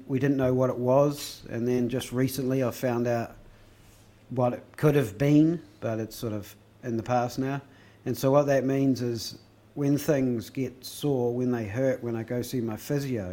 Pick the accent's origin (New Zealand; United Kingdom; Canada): New Zealand; Christchurch, Canterbury; we're both from Christchurch